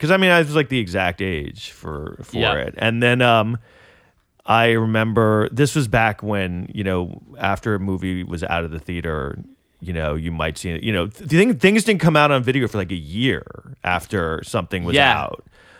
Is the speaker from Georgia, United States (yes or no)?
no; Manhattan, New York, United States; born or raised there